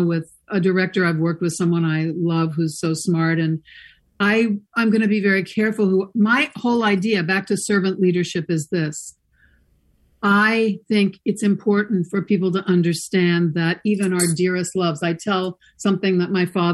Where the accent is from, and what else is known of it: St. Louis, Missouri, United States; born or raised there; moved away; also born or lived in New York City / Los Angeles